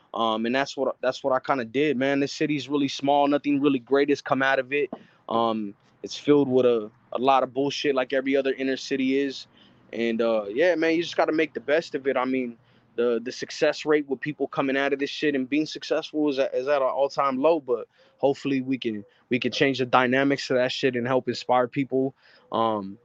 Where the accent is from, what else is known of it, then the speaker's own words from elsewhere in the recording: Avondale, Arizona, United States; I'm from Avondale, Arizona. Right. It's a small little city.